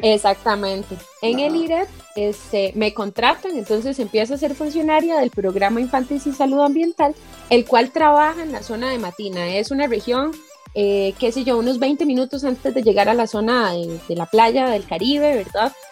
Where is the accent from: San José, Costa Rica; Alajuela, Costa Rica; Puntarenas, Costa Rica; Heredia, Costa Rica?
Heredia, Costa Rica; soy herediana de pura cepa, como dicen por ahí, ¿verdad? Sí. Porque nací en Heredia, crecí aquí, estudié en Heredia